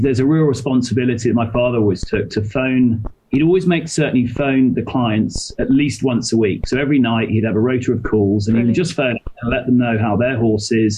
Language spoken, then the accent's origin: English; Somerset, South West England, United Kingdom; also born or lived in London; now in Singapore; I'm English. That's where I grew up. I actually grew up down in Somerset.